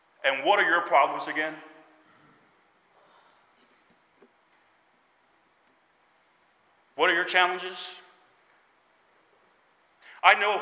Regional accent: United States; As American believers

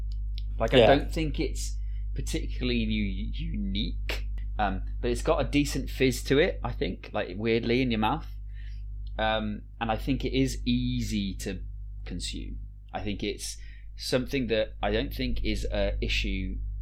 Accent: United Kingdom; we're both from the UK

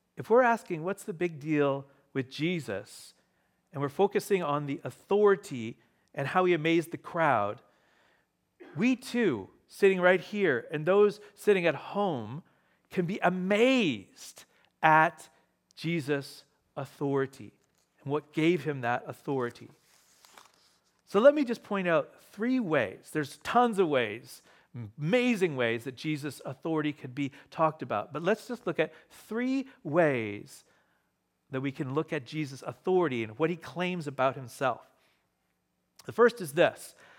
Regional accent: Ontario, Canada; moved away; I grew up in Ontario

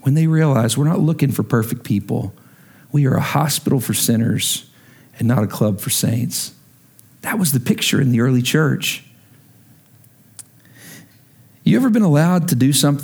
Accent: Lubbock, Texas, United States; also born or lived in Oklahoma; now in Washington, D.C., United States; I'm from Lubbock

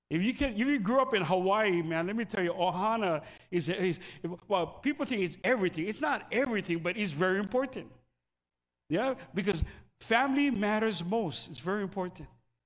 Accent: Philippines; Sorry. I pick on the Filipinos because I'm Filipino.

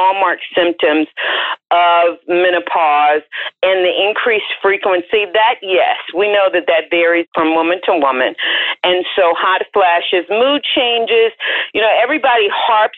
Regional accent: the South, United States; I'm from the South, so my mother is not called Mother. She's called Mama.

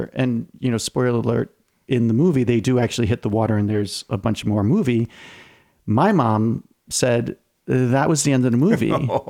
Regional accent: Long Island, New York, United States; born or raised there

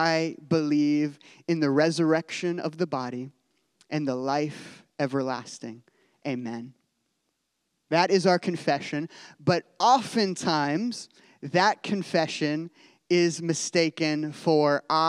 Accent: Midwest, United States; I'm a Midwesterner

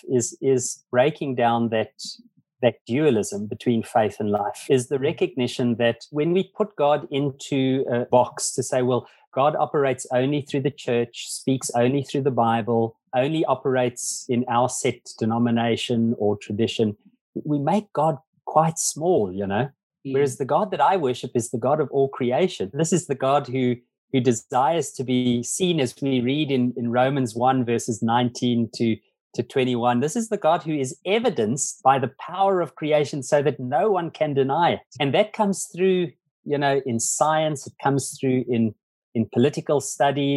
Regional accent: Zimbabwe; now in South Africa; I was born actually in Zimbabwe, not in South Africa.

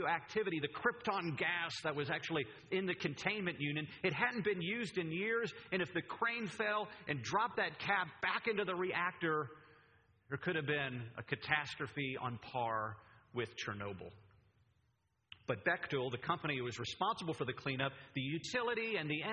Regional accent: Pennsylvania, United States; moved away; I'm from Pennsylvania, the Keystone State

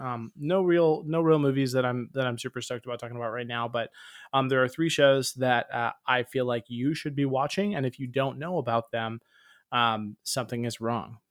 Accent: Tampa, Florida, United States; I'm from Tampa, Florida

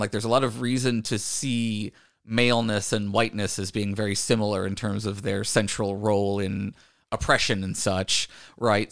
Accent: Virginia, United States; growing up in Virginia

